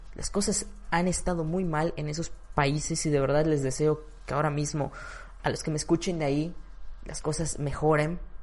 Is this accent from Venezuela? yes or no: no; Mexico; En mi ciudad, en mi país